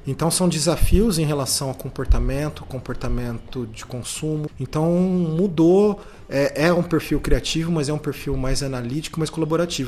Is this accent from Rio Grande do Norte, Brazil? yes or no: no; Ribeirão Preto, São Paulo, Brazil; eu sou de Ribeirão Preto, me formei aqui em, em Ribeirão